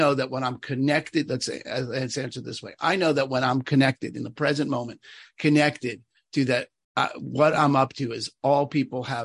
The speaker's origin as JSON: {"language": "English", "region": "New York", "country": "United States", "said": "I'm from New York"}